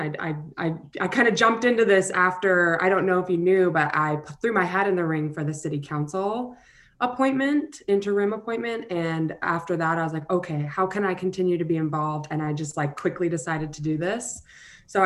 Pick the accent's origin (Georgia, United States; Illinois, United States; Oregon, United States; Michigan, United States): Oregon, United States; Springfield; I was born and raised in Springfield, Oregon. I've lived here my entire life